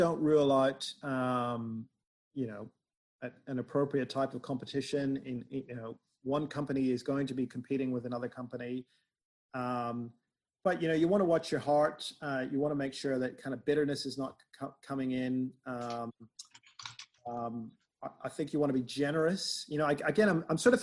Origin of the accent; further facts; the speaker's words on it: Northern Ireland, United Kingdom; I'm from Northern Ireland